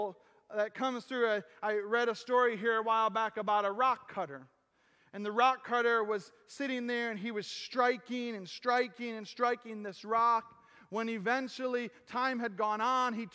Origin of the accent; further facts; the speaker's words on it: United States; I am an American. I have no problem saying I'm American